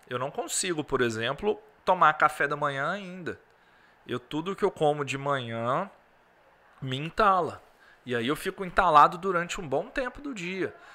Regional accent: Governador Valadares, Minas Gerais, Brazil; Sou aqui de Valadares, uma cidade quente

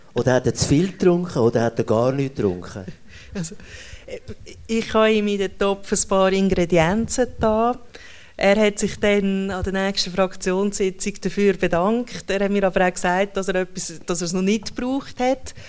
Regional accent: Schwyz, Switzerland; ich komme dann aus der Innerschweiz, oder? Also ich komme aus dem Kanton, der am allermeisten Nein zu allen Vorlagen sagt

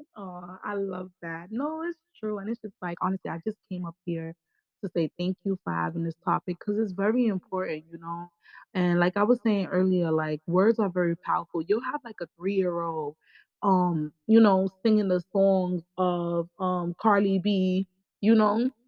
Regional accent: New York, United States; I'm from New York

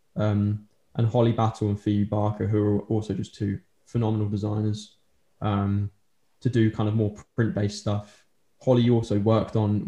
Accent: Colchester, East of England, United Kingdom; moved away as an adult; now in Norwich, United Kingdom; I'm originally from Colchester um, in Essex, and then moved here, and I've been living here ever since.

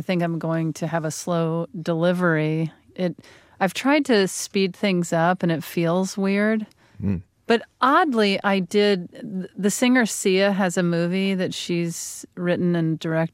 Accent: the South, United States; moved away; my hometown was so excited that I had gotten a show, and they were talking about it in the local paper.

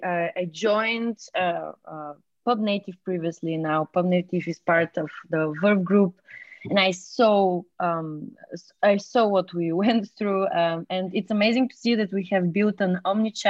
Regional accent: Bulgaria; moved away as an adult; now in Berlin, Germany; I'm from Bulgaria. And I've been living in Berlin since 2014.

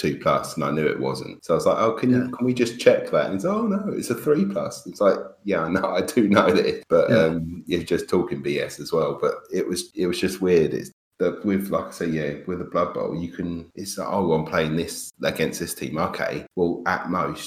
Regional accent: London, United Kingdom; moved away; I'm from London, so being so packed, there was always at least three or four gaming clubs that I could have gone to in where I was from in Enfield

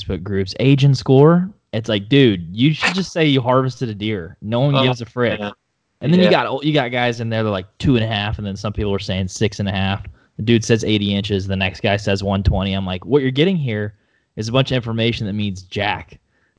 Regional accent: Oklahoma, United States; moved away as an adult; now in Austin, United States; I grew up in Oklahoma for like 22 years and moved down to Austin, Texas in a couple, 8 or 9 months ago

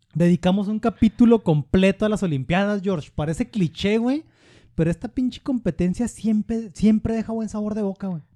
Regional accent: Mexico; estoy en mi país

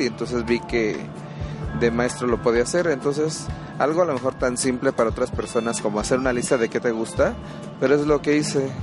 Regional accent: Tehuacán, Puebla, Mexico; soy de Tehuacán, Puebla

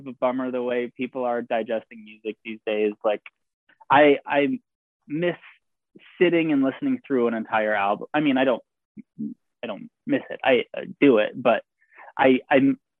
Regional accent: Ohio, United States; moved away; I'm originally from Ohio

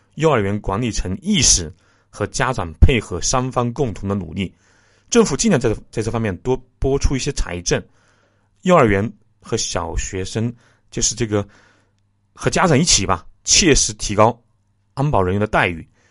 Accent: Jingzhou, Hubei, China; 我的家乡是湖北荆州沙市区

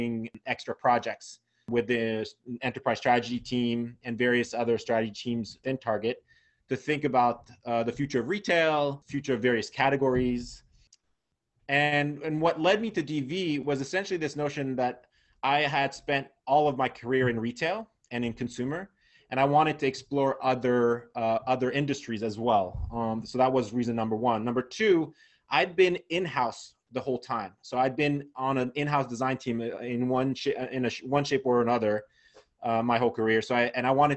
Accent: Geneva, Switzerland; moved away as an adult; also born or lived in Vermont / New York; now in Los Angeles, United States; So originally born and raised in Geneva, Switzerland. So I grew up there

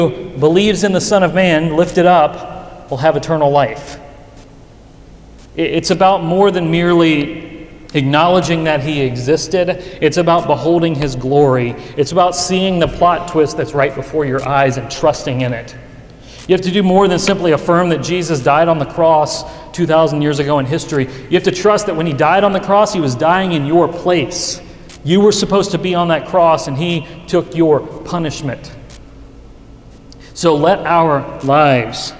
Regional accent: Western Kentucky, United States; now in Louisville, United States; My hometown in Western Kentucky

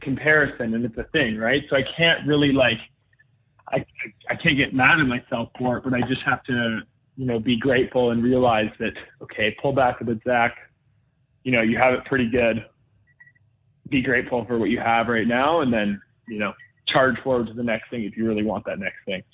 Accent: Whistler, British Columbia, Canada; growing up in Whistler, BC, it was kind of the best place to grow up in that space.

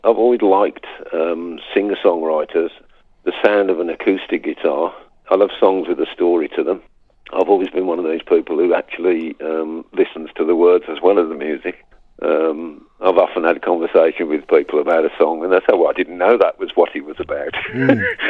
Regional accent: Birmingham, West Midlands, United Kingdom; accent: Brummie; moved away as an adult; also born or lived in Sutton Coldfield; now in France; I'm a Brummie, really. I'm born on the northern side of Birmingham, but lived most of my adult life in Sutton Coldfield.

